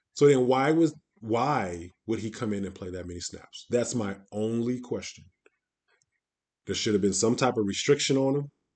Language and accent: English; Midwest, United States; I'm from the Midwest